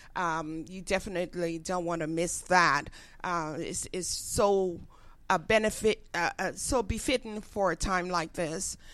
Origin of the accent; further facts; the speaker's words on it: Liberia; moved away as an adult; now in United States; growing up in Africa, West Africa, I fell in love with the culture, the music, the food